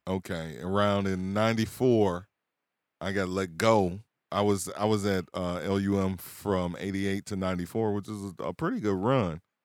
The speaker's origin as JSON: {"language": "English", "town": "Milwaukee", "region": "Wisconsin", "country": "United States", "tie": "born or raised there", "said": "where I was raised"}